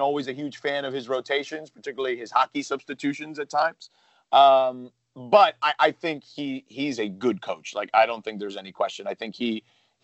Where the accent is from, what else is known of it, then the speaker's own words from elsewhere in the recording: Miami, Florida, United States; I grew up in Miami